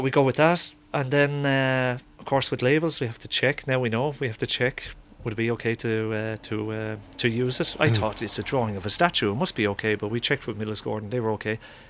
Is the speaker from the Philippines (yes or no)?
no; Ireland; now in Sweden; I'm quite sure they know I'm Irish. Like, I speak a bit of Swedish, but like with an accent